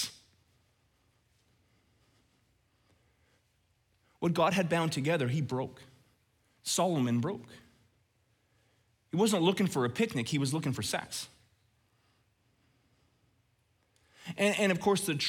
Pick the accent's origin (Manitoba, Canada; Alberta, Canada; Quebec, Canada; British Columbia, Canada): Alberta, Canada; Red Deer; growing up in Red Deer